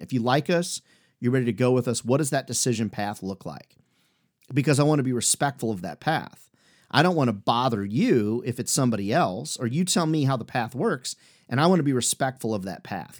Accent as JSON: {"language": "English", "region": "Midwest", "country": "United States", "tie": "born or raised there", "also_born_or_lived": "Chicago / Iowa / Illinois", "said": "I grew up in the Midwest, Chicago, Iowa, Illinois"}